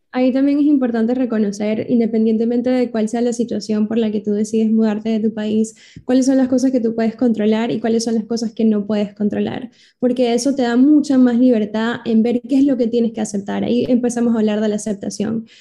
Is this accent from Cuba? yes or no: no; Venezuela; now in United States; soy de Venezuela, ahora vivo en Estados Unidos